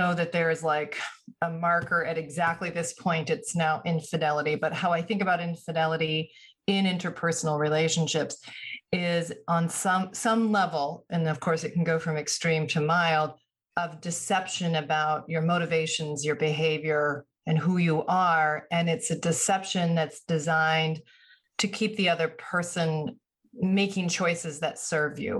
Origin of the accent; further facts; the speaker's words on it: Vermont, United States; also born or lived in Chicago area; now in Chicago, United States; I live in Chicago area. I grew up in Vermont